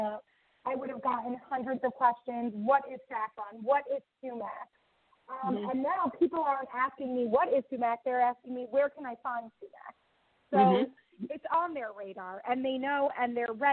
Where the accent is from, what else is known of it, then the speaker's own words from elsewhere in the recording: Long Island, New York, United States; moved away as an adult; now in Israel; I was born in New York. I grew up in Long Island.